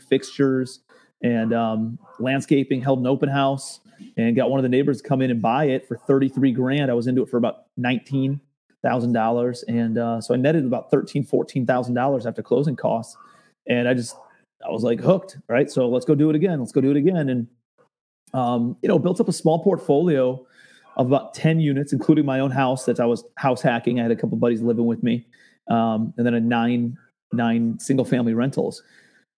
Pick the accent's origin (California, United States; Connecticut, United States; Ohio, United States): Ohio, United States; Cleveland; I'm a kid from Cleveland, Ohio, born blue collar suburbs